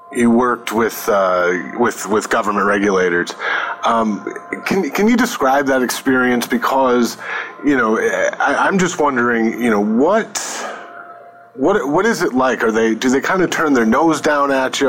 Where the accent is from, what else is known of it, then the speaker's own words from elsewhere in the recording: Northeast, United States; also born or lived in New York / Connecticut; I grew up mostly in the Northeast, you know, New York and, and Connecticut